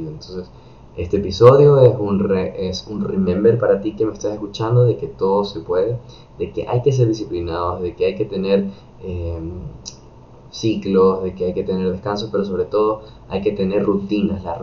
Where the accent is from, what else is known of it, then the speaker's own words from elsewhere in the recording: United States; yo crecí y estudié en Estados Unidos, en parte de mi escuela y high school.